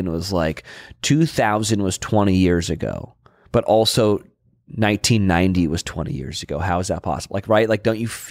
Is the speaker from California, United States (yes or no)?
yes; Monterey, California, United States; now in Los Angeles, United States; I didn't grow up in LA. I grew up in Monterey.